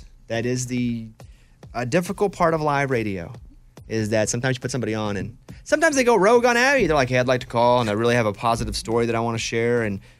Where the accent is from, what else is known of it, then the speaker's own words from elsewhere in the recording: Arkansas, United States; also born or lived in Austin, Texas; now in Nashville, United States; I am so anti-cold, and I've lived, growing up in Arkansas, living in Nashville now, they're cold for 4 months of the year, and I hate it.